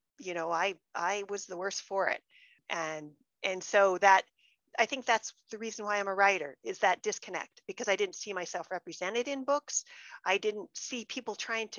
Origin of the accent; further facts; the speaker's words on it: Wyoming, United States; I'm come from a very dry place in Wyoming